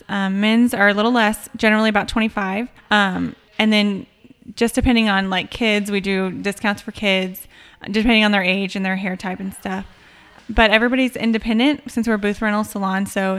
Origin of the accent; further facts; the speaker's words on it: Buda/Kyle area, Texas, United States; I have lived in this area for my entire life.